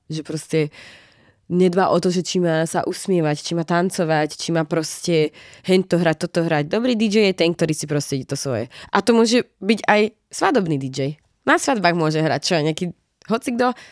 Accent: Slovakia; now in Prague, Czech Republic; ja som z malého mesta zo Slovenska, kde nemáme jeden klub

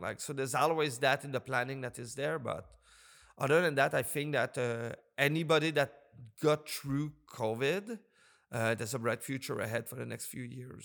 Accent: Montreal, Quebec, Canada; also born or lived in British Columbia; now in Nova Scotia, Canada; I'm originally from Montreal

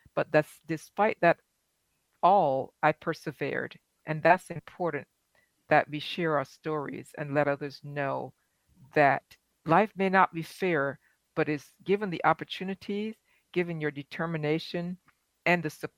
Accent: Barbados; now in United States; Growing up in Barbados

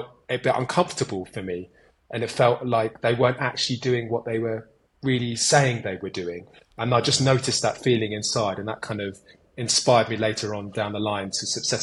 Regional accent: Kent, South East England, United Kingdom; moved away as an adult; also born or lived in London; now in North India; I grew up in the Kent countryside

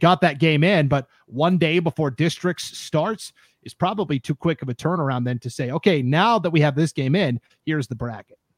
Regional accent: Montana, United States; now in Idaho, United States; I'm from Montana

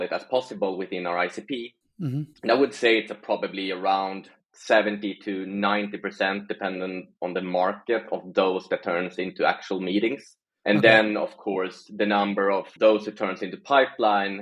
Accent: Sweden; I'm from Sweden originally, still living here.

